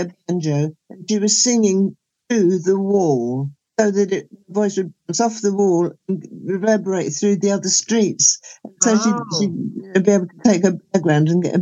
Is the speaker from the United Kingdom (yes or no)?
yes; England, United Kingdom; accent: English; I'm from England.